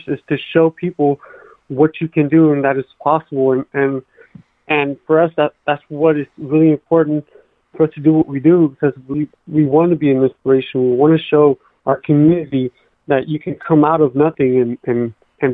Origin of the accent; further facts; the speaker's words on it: Oakland, California, United States; we're from Oakland. We're both from East Oakland